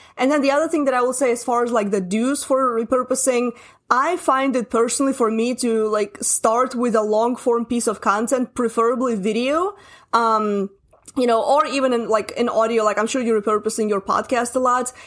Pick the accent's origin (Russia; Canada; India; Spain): Russia; English is a second language; I'm Russian. English is not my first language